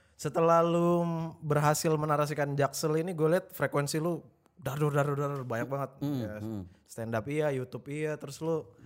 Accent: Medan, North Sumatra, Indonesia; now in Jakarta, Indonesia; gue dari Medan

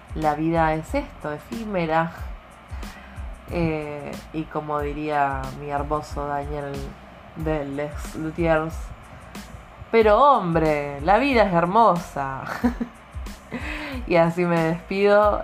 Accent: Argentina; Como buena argentina que soy.

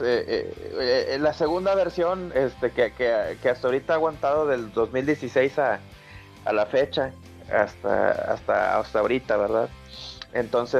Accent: Monterrey, Nuevo León, Mexico; born or raised there

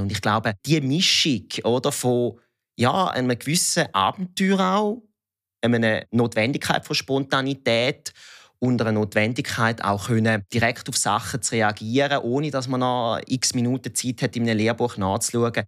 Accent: Thurgau, Switzerland; accent: Thurgau dialect; Ich bin im Kanton Thurgau aufgewachsen

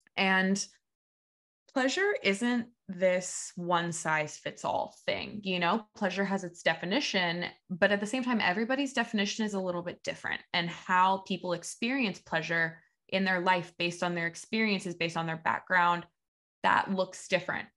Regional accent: Evansville, Indiana, United States; moved away as an adult; now in Saint Petersburg, United States; I moved from my hometown of Evansville, Indiana to Saint Petersburg, Florida, where I still live now

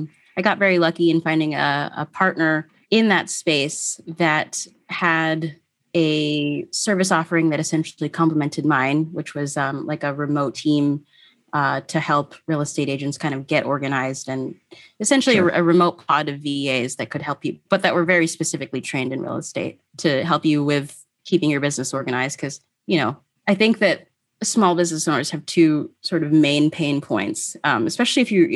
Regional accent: Philippines; And being Filipino, I was mortified.

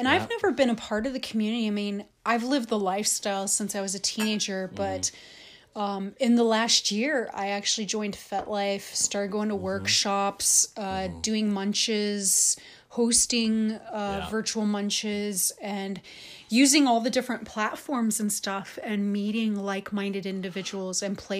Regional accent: Chicago, Illinois, United States; I'm from Chicago, so there's a little inner thug in me.

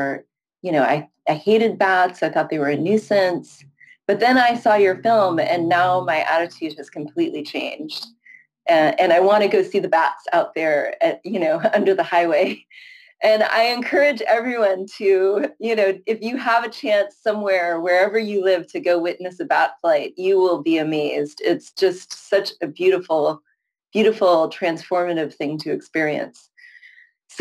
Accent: San Francisco Bay Area, California, United States; also born or lived in Syracuse, New York; I live in San Francisco. I'm from the San Francisco Bay Area

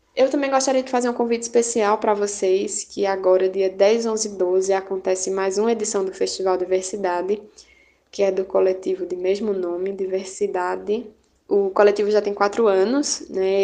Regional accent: Belo Jardim, Pernambuco, Brazil; sou de Belo Jardim, cidade do Agreste de Pernambuco

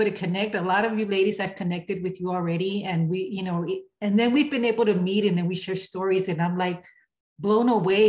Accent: El Paso, Texas, United States; also born or lived in California; I am from El Paso, Texas, El Chuco. I was born in California, but I live in Texas.

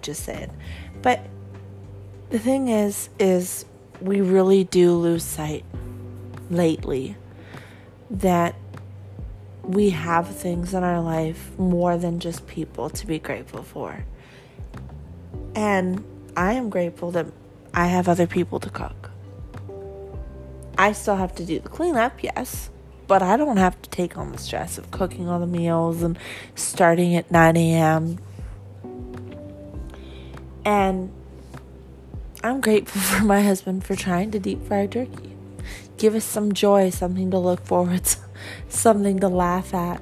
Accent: Canada; I'm Canadian

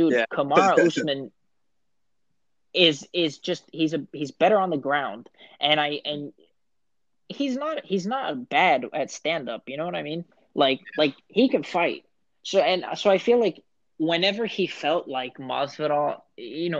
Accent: Miami, Florida, United States; I'm from Miami

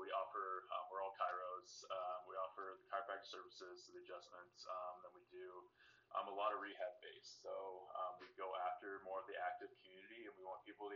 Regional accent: Decatur, Nebraska, United States; moved away as an adult; also born or lived in Lincoln, Nebraska / Kansas City / Columbia, Missouri; now in Wichita, United States; Grew up in a small town, Decatur, Nebraska, just north of Omaha

